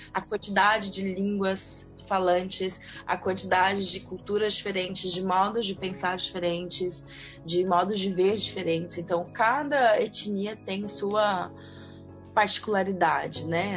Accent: Goiânia, Goiás, Brazil; moved away; also born or lived in Niterói, Rio de Janeiro; vocês vão perceber pelo sotaque, eu sou de Goiânia, Goiás

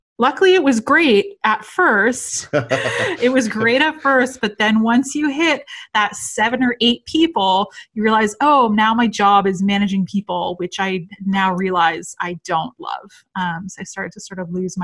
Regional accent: just outside Toronto, Ontario, Canada; I'm from Toronto, Canada. So I grew up just outside the city, but I live downtown Toronto now.

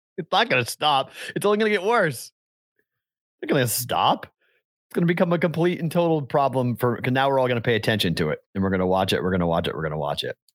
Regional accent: Andover, Massachusetts, United States; born or raised there; now in Las Vegas, United States

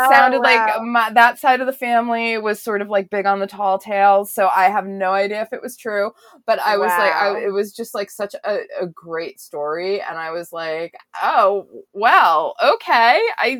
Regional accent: New England, United States; I grew up in New England

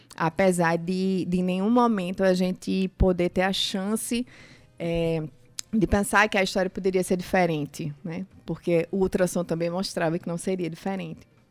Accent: Recife, Pernambuco, Brazil; also born or lived in Campina Grande, Paraíba; now in João Pessoa, Brazil; Eu sou nascida em Campina Grande, criada em Recife, Sim. e agora João Pessoa é minha casa.

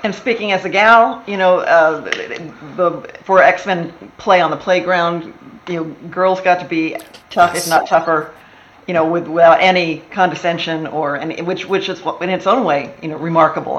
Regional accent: Texas, United States; moved away as an adult; also born or lived in Wisconsin; now in Los Angeles, United States; I was born in Wisconsin, grew up in Texas

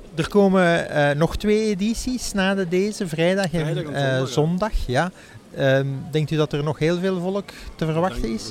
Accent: Lanaken, Flanders, Belgium; Van Veldwezel-Laanaken, tegen Maastricht

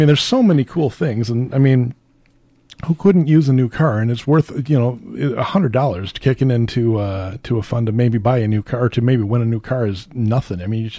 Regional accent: Minnesota, United States; It's my home state

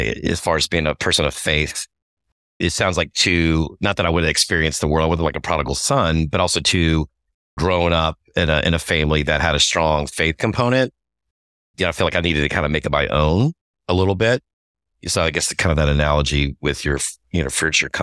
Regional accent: New Orleans, Louisiana, United States; moved away; I grew up in New Orleans, so I wasn't used to the whole Texas football thing

